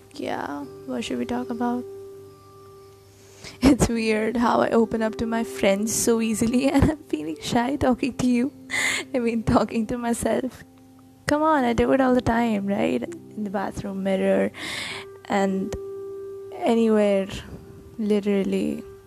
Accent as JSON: {"language": "English", "country": "India", "said": "I'm Indian and I write."}